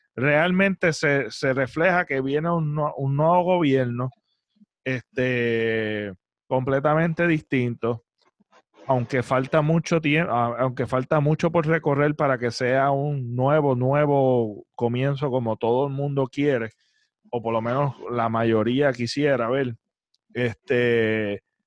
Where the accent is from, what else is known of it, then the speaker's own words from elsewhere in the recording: Puerto Rico; como ciudadanos puertorriqueños